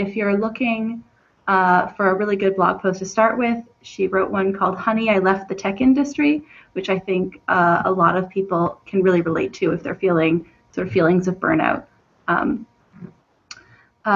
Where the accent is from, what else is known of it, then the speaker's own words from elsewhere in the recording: Canada; I'm from Canada